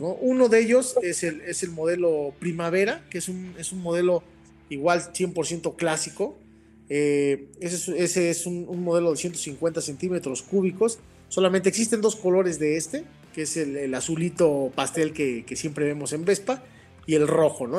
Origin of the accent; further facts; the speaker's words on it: Mexico; como buen mexicano